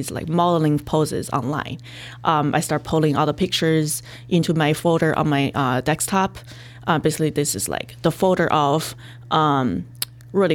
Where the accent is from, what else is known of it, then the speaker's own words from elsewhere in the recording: China; moved away; my dad just, you know, flew to China, like where my mom lived, which is like a little far from my hometown, where I lived too